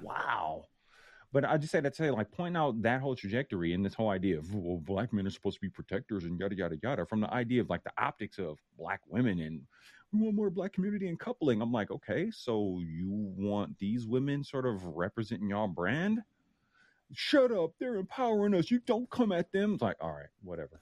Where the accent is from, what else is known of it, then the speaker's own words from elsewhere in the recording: Oakland, California, United States; I'm from Oakland